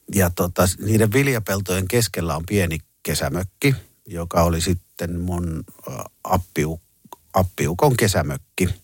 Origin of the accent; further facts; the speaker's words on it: Jyväskylä, Central Finland, Finland; me tultiin Jyväskylästä